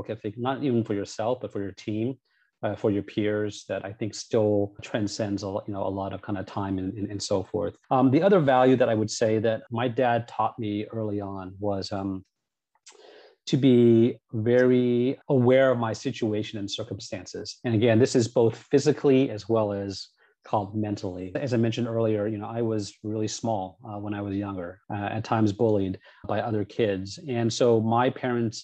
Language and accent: English; Cupertino, California, United States; also born or lived in San Rafael / Sunnyvale / San Jose; Cupertino, which is where kind of I was born and raised for the most part